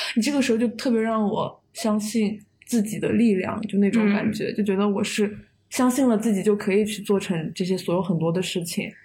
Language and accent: Chinese; Chengdu, Sichuan, China; 到了成都这边，我就邀请了她 来我的家乡玩